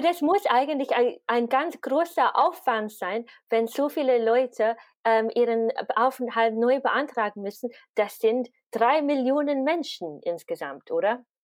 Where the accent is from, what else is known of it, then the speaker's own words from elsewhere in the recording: United Kingdom; moved away as an adult; now in Vienna, Austria; Und ich bin gebürtige Britin. Ich wohne seit zehn Jahren, über zehn Jahren in Wien jetzt.